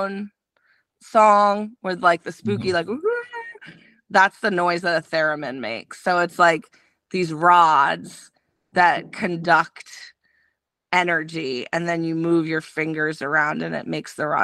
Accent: Baltimore, Maryland, United States; moved away as an adult; also born or lived in New Zealand; we're both from Baltimore originally.

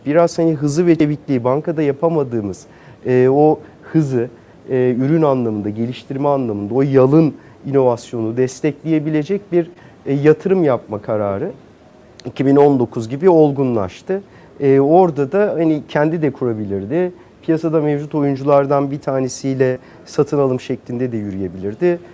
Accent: Ankara, Turkey; moved away as an adult; now in Istanbul, Turkey; biraz Ankaralıyım. Ee, Ankara'da bütün küçüklüğüm, gençliğim, eğitim hayatım Ankara'da geçti.

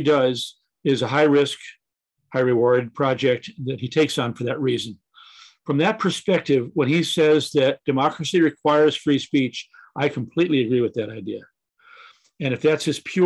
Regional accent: Friday Harbor, Washington, United States; in Friday Harbor, my hometown

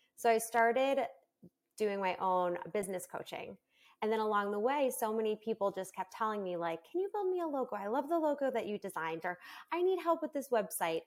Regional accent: New York, United States; moved away as an adult; now in Florida, United States; I'm originally from New York, and I moved with my twins to Florida

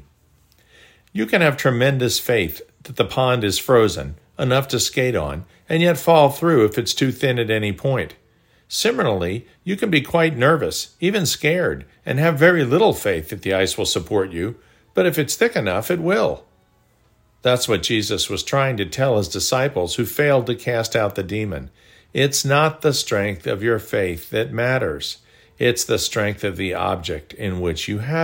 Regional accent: Chappaqua, New York, United States; Growing up in Chappaqua, New York, about 35 miles north of the city, we used to skate on Duck Pond

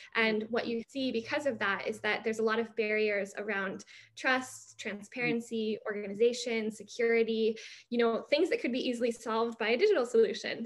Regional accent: United States; I'm American

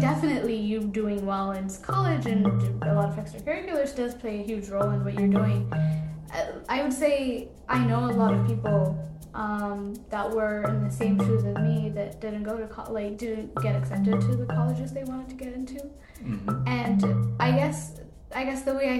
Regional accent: Addis Ababa, Ethiopia; moved away; I grew up in Addis

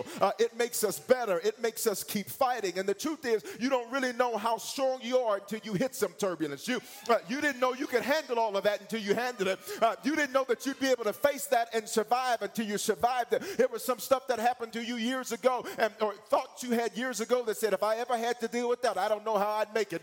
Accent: the South, United States; I'm from the South, and in the South, we don't say, have your seat.

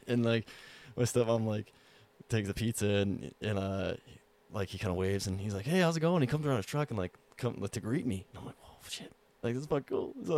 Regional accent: Montana, United States; I'm from Montana

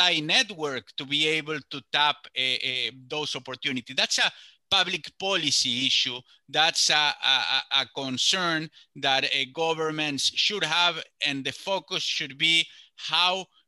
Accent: Córdoba, Argentina; I myself grew up in the middle of the country in a province called Córdoba

